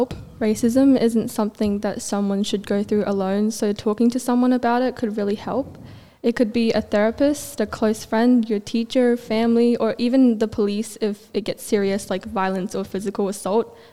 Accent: Malaysia; My nationality is Malaysian, but my cultural background is Chinese.

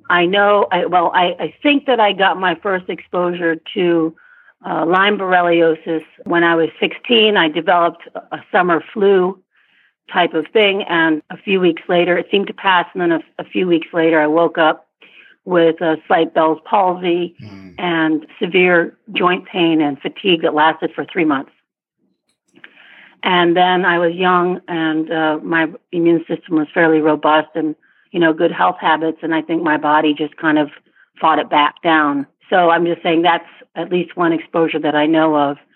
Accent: Vietnam; born there; also born or lived in Asia / Africa; I I was born in Vietnam. I grew up in Asia and Africa and worked in Europe and throughout Asia and Africa.

